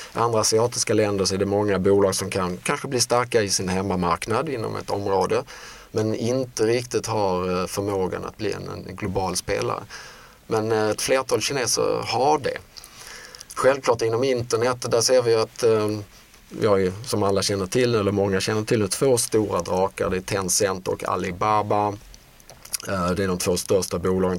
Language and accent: Swedish; Sweden; Som svenskar